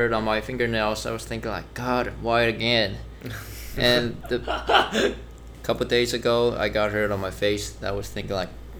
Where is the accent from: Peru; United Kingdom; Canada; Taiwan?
Taiwan; Pingzhen, Taoyuan; I reckon myself Zhongliese more than Taoyuanese, right? I think that's what... But technically, I'm not from Zhongli. I'm from Pingzhen. It's right next to Zhongli